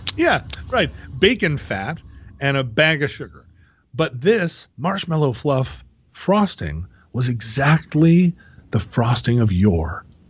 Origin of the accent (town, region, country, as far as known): Alaska, United States; born or raised there